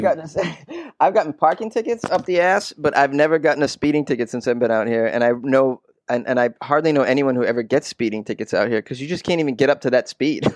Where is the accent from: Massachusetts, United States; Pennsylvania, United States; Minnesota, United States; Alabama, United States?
Massachusetts, United States; 25 miles north of Boston; moved away as an adult; also born or lived in New York; now in Los Angeles, United States; I was born and raised in Massachusetts, uh, about 25 miles north of Boston